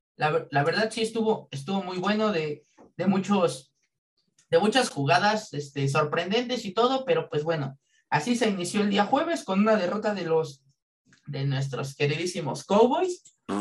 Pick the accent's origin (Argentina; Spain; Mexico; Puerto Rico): Mexico; como buenos mexicanos